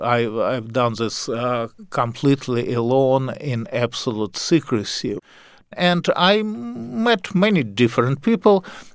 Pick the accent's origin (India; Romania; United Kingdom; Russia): Russia; now in United States; I'm a historian. I was born in Russia, moved to the United States.